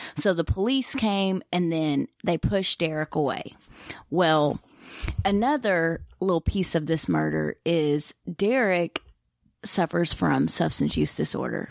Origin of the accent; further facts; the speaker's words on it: Eastern Kentucky, United States; I'm from Eastern Kentucky